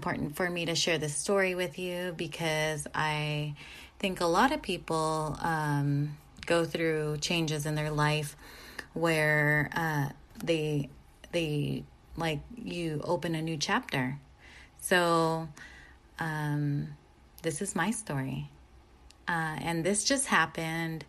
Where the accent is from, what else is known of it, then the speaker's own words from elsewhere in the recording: San Diego, California, United States; moved away as an adult; now in Orange County, United States; I'm not from here. I'm originally from San Diego